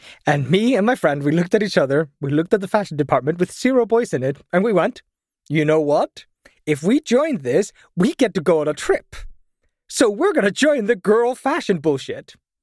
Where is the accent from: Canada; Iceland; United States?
Iceland; Vestmannaeyjar, Southern Region; So I come from Vestmannaeyjar, and when I was growing up, my town was still quite poor.